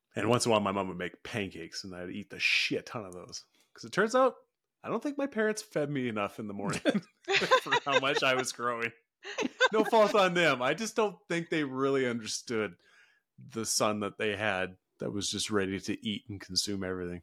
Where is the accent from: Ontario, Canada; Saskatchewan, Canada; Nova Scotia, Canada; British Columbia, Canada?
British Columbia, Canada; Houston; I grew up in Houston, B C